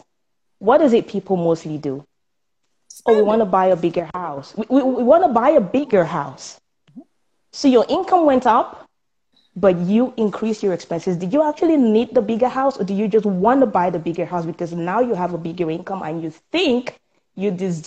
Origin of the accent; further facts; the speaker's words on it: Cameroon; moved away as an adult; now in Canada; I was born in Cameroon, and that's in Africa. And I moved here some 12 years ago